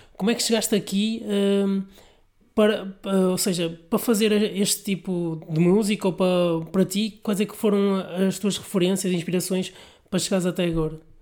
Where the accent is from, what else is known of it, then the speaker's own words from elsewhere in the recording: Vila Nova de Gaia, Norte, Portugal; Sou do Porto, de Gaia.